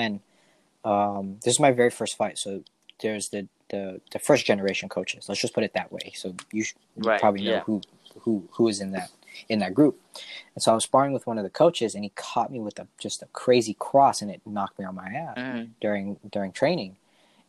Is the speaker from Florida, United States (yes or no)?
no; Monterey, California, United States; now in Stockton, United States; Originally, I'm from like the Monterey Seaside area